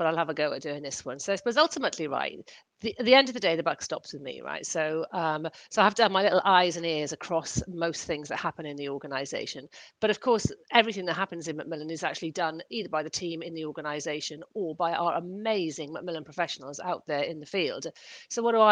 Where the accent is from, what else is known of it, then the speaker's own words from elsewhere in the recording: Welsh, Wales, United Kingdom; now in London, United Kingdom; I'm Welsh by background